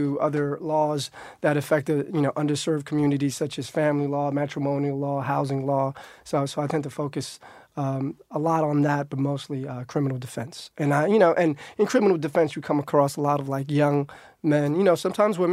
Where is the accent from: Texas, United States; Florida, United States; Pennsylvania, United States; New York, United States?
New York, United States; New York City; I grew up in Harlem, which is like 5 blocks from the Heights.